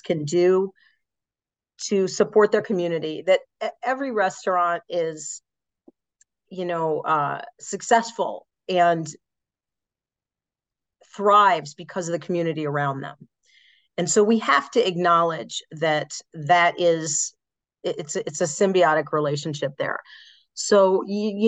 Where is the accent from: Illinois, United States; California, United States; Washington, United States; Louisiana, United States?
Illinois, United States; Chicago; I'm from Chicago, but I'm on the northern side. I'm part of the suburbs.